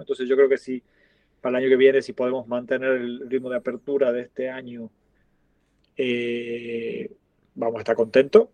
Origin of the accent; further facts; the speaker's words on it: Tucumán, Argentina; now in Barcelona, Spain; la empanada de Tucumán, que es de donde soy yo.